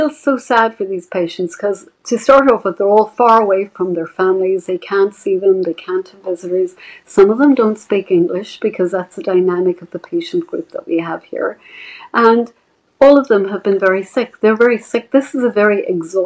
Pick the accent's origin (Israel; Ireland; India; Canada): Ireland; Dublin, Leinster; moved away as an adult; now in United States; I'm originally from Dublin. I trained in Ireland and I came to America